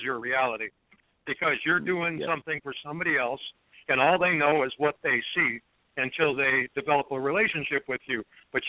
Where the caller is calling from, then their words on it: Detroit, Michigan, United States; I'm calling from the Detroit metro area here in Michigan.